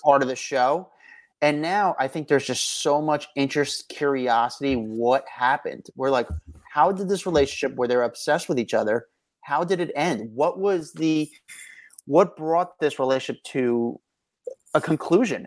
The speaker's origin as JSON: {"language": "English", "region": "New Jersey", "country": "United States", "said": "I'm from Jersey"}